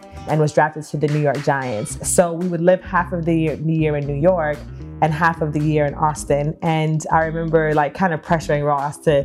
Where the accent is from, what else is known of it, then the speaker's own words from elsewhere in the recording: Kingston, Jamaica; moved away; I was born in Kingston, Jamaica